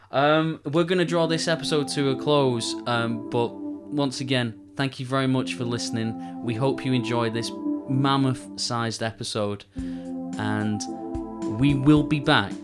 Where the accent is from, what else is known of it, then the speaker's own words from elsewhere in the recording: Manchester, North West England, United Kingdom; we're, we're Manchester lads. We come from Manchester. We, we live in Manchester.